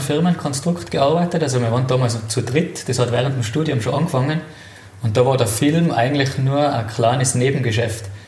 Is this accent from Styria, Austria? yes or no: no; Itter, Tyrol, Austria; aufgewachsen in Tirol, in den Bergen.